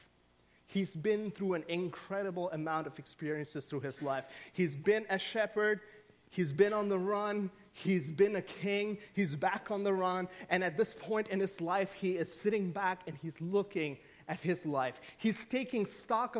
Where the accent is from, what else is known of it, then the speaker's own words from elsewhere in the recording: Saudi Arabia; moved away; I grew up in the Middle East. I grew up in the Kingdom of Saudi Arabia.